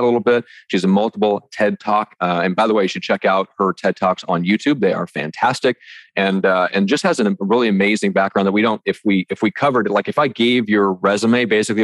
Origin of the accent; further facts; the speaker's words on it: Midwest, United States; growing up in the Midwest